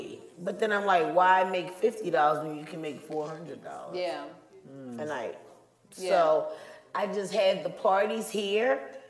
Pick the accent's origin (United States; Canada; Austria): United States; Charlotte, North Carolina; Born and raised in Charlotte, the boy.